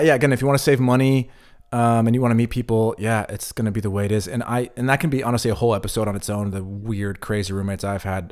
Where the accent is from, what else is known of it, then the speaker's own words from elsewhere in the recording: United States; moved away as an adult; now in Berlin, Germany; I moved away from the United States in my early twenties